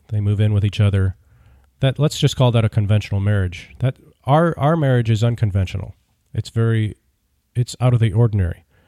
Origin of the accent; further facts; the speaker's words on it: United States; I'm an American